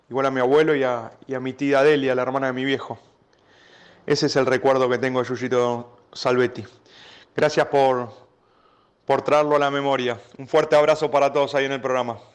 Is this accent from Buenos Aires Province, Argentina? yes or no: yes; Temperley, Buenos Aires Province, Argentina; él creo que vivía por Dorrego y 25 de mayo, donde yo nací, yo nací en, 25 de mayo y Dorrego, a la vueltita sobre Dorrego.